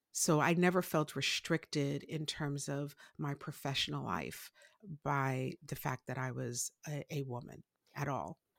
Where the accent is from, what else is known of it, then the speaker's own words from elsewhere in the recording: New York City, New York, United States; I grew up in Brooklyn, uh, to a Haitian father and a Puerto Rican mother, uh, in Brooklyn, New York